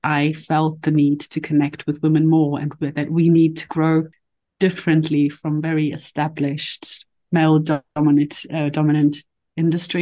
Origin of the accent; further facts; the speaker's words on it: Poland; also born or lived in London, United Kingdom; now in Berlin, Germany; I'm a mother, I was born in Poland